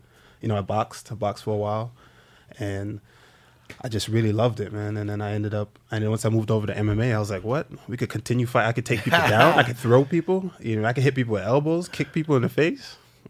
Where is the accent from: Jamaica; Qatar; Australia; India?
Jamaica; Spanish Town; born or raised there; moved away; also born or lived in Springfield, Massachusetts